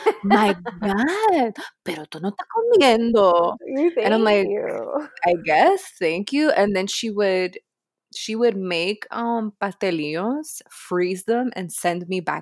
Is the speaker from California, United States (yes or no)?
no; Miami, Florida, United States; Oh, well, excuse me, miss. I'm from Miami and I have a pool.